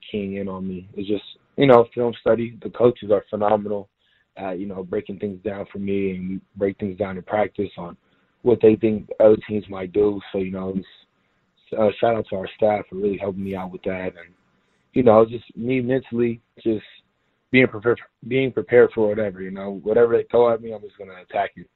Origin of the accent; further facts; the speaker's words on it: Houston, Texas, United States; moved away as an adult; now in San Diego, United States; I was from Houston